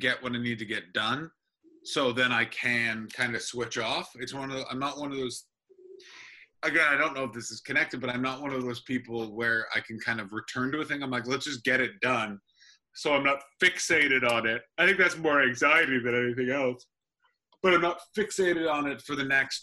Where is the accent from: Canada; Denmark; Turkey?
Canada; moved away as an adult; also born or lived in United Kingdom; as a Canadian